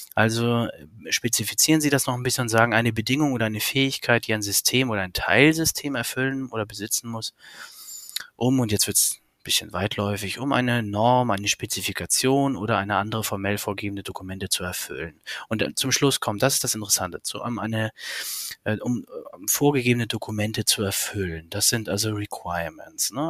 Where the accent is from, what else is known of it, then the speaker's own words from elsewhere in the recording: Hamburg, Germany; ich habe zwei Kinder, komme aus Hamburg